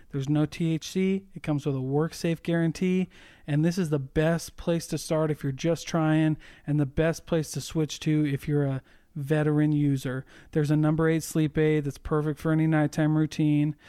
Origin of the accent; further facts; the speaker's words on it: Iowa, United States; moved away; I go visit my family 'cause I'm from Iowa